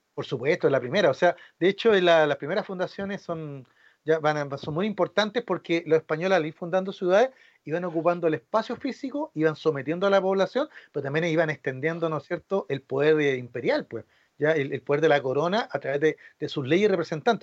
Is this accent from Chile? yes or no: yes; Chile; cómo somos los chilenos